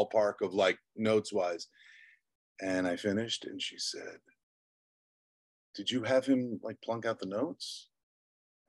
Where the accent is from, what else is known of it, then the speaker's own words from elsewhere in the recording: Long Island, New York, United States; also born or lived in Albany; I was born in Long Island. I was born to two teachers, middle-class upbringing